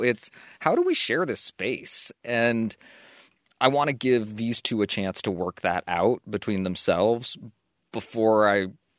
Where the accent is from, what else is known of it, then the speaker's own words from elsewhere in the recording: Australia; Hi, Lizzie and Dan. I'm from Australia and have been listening to your show since about episode 50.